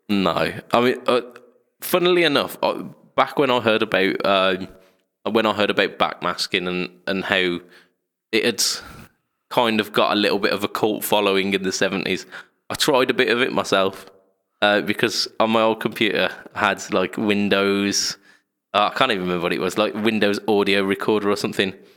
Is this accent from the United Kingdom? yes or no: yes; United Kingdom; We're British.